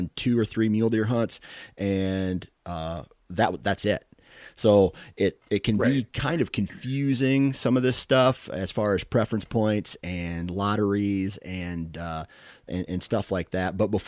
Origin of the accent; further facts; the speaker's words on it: Midwest, United States; because I'm a Midwesterner. I'm a flatlander, as you guys probably would call us.